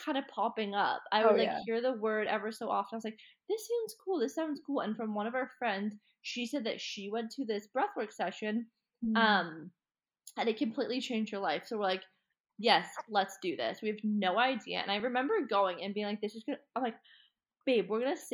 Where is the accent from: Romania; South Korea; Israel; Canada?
Canada; Collingwood, Ontario; moved away as an adult; now in Bali, Indonesia; I grew up in, like near Collingwood area, but on Georgian Bay